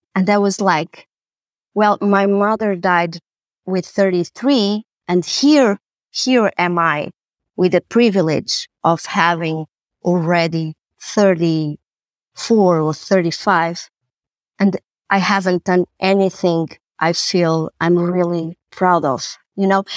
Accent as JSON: {"language": "English", "region": "Lisbon", "country": "Portugal", "tie": "born or raised there", "also_born_or_lived": "Amsterdam", "said": "I was born and raised in Lisbon, and this is where I, I work and where I live."}